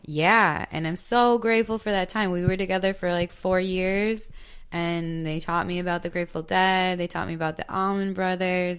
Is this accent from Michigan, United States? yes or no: no; Hartland, Wisconsin, United States; I grew up in Heartland, Delafield area